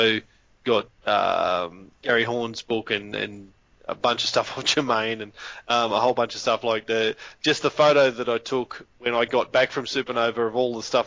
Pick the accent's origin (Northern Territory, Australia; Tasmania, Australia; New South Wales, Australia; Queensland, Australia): Northern Territory, Australia; when I was a kid, I grew up in the Northern Territory on an Aboriginal settlement